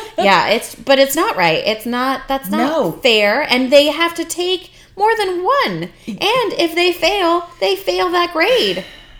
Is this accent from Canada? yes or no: yes; Canada; moved away; I'm, you know, Canadian. I grew up in Canada. I did my university, college, all that mm-hmm. in Canada.